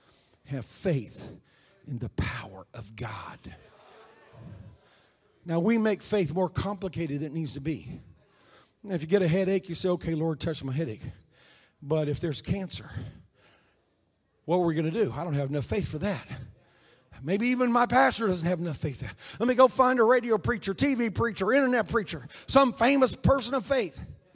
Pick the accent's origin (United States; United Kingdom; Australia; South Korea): South Korea; I was raised in Korea. My parents were missionaries there.